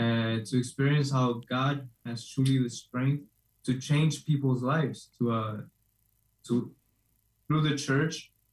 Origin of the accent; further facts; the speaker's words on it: Chicago, Illinois, United States; So actually, I'm from Chicago.